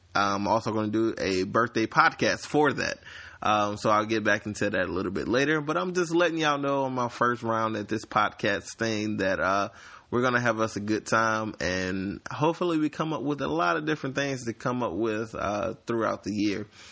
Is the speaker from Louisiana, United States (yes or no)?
yes; Slidell, Louisiana, United States; I am from Slidell, Louisiana.